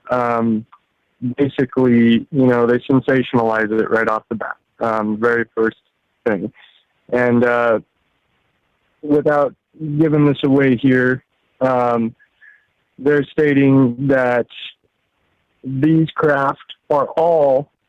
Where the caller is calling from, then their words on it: Alaska, United States; from Alaska.